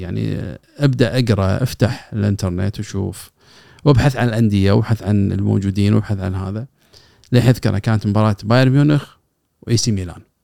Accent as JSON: {"language": "Arabic", "country": "Kuwait", "said": "عندنا بالكويت"}